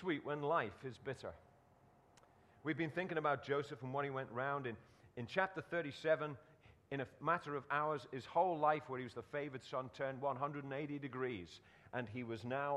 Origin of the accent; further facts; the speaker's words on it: Liverpool, North West England, United Kingdom; where I was born in Liverpool